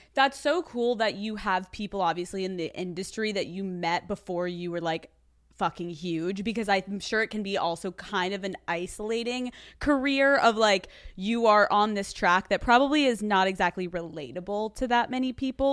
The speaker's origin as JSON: {"language": "English", "town": "Newtown", "region": "Pennsylvania", "country": "United States", "said": "I'm from Newtown, so I'm from more of, like, the suburbs."}